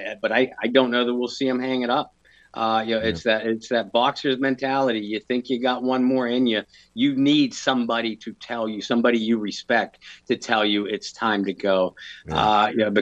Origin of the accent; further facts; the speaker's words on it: United States; because I grew up near Lake Erie